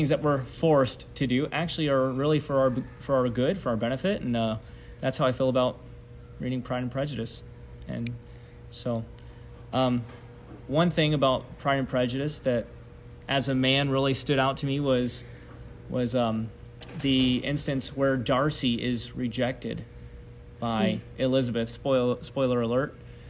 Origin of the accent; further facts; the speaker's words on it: Tokyo, Japan; Well, I was born and raised in Japan. My parents are missionaries. They're still missionaries. And I was born in Tokyo, Japan.